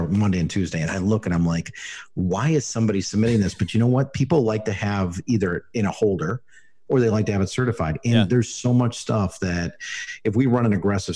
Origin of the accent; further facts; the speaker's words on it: Chicago, Illinois, United States; moved away as an adult; also born or lived in Pennsylvania / California; now in Arizona, United States; I grew up in Chicago, go to White Sox Park, Comiskey Park